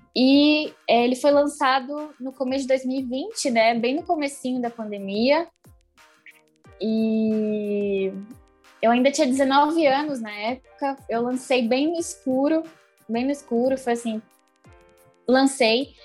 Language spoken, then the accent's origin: Portuguese; São Bernardo do Campo, São Paulo, Brazil; sou de São Bernardo do Campo.